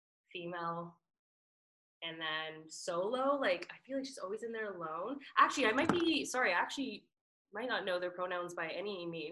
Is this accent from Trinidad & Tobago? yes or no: yes; Trinidad & Tobago; The only thing I know that I'm Trinidadian for like dancing, like that instant groove is just like in me.